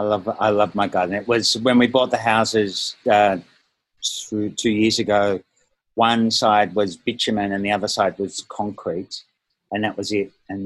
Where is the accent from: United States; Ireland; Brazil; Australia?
Australia; Melbourne, Victoria; also born or lived in Malaysia / Northern Beaches, Australia; I lived in Malaysia for a few years, and we settled in Melbourne when I was 10, lived there until I was 14, and then moved to Northern Beaches, New South